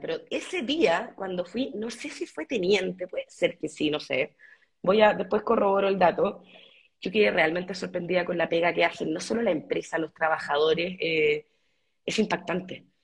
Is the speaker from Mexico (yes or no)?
no; Chile; como chilena que ha viajado por el mundo